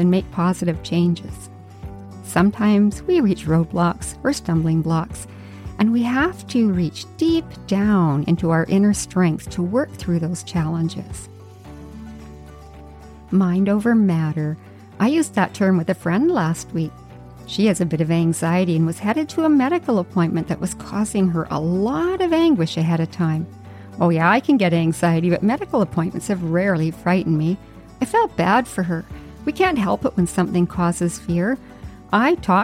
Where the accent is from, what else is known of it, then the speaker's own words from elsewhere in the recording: Yukon, Canada; now in Vancouver Island, Canada; I grew up in the Yukon